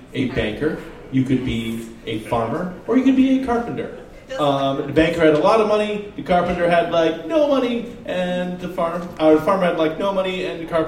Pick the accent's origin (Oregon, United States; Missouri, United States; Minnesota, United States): Oregon, United States; my home state, Oregon